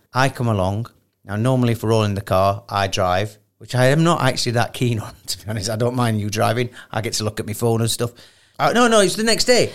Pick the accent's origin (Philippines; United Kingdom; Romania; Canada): United Kingdom; Sheffield, Yorkshire and the Humber; I'm from Sheffield